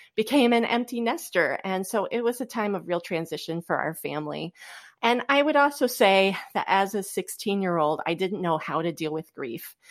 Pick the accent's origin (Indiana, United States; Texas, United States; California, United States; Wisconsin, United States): Indiana, United States; Goshen; moved away as an adult; now in Fort Wayne, United States; I am from originally the Goshen, Indiana area